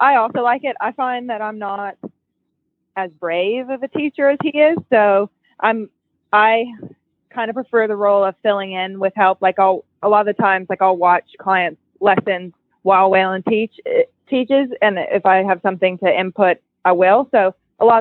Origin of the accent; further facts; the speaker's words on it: Marietta, Georgia, United States; moved away as an adult; now in Opelika, United States; where I grew up in Marietta, so it's in Georgia